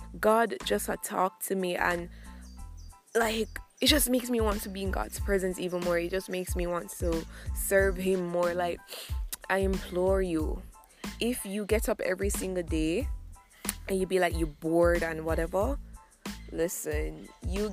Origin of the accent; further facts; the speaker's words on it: Jamaica; I'm from Jamaica.